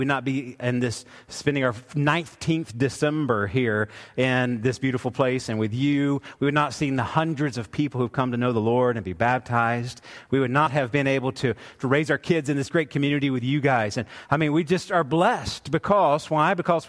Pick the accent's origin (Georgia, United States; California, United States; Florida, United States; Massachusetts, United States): Georgia, United States; Woodstock; we grew up we were in Woodstock, Georgia